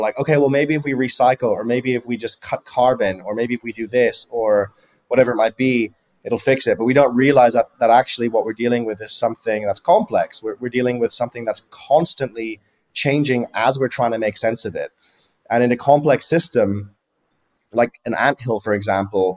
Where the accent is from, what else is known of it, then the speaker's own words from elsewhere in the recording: near Frankfurt, Hesse, Germany; So I grew up in near Frankfurt in Germany